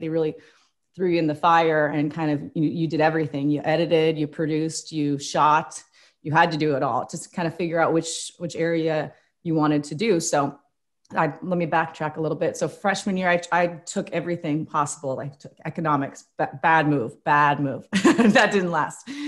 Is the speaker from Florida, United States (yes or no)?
no; Spokane, Washington, United States; also born or lived in Indiana; now in Portland, United States; I'm from Spokane